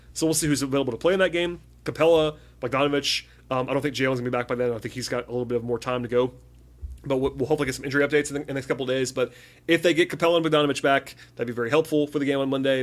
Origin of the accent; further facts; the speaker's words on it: Atlanta, Georgia, United States; I'm from Atlanta